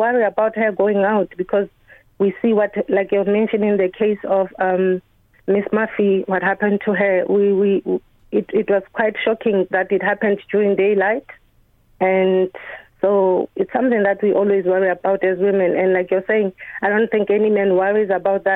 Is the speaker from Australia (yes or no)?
no; Lesotho; moved away as an adult; now in Ireland; I'm from Lesotho in Southern Africa. My country is landlocked by South Africa